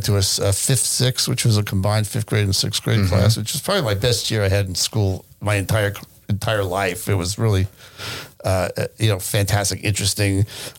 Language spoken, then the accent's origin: English; Hewlett, New York, United States; moved away as an adult; also born or lived in Nyack, New York / Valley Stream, New York; now in Southern California, United States; my parents moved when I was in third grade, and we moved to the district where they taught. So we moved from Valley Stream to Hewlett, and we lived in apartments there.